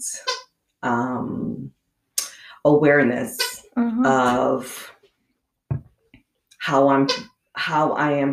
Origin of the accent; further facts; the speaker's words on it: New York City, New York, United States; also born or lived in Inland Empire, California; now in San Diego County, United States; where I was raised in Brooklyn.